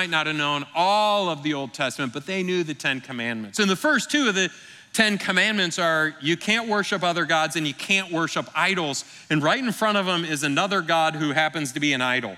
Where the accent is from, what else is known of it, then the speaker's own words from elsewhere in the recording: Michigan, United States; moved away; I grew up in Michigan with the Detroit Lions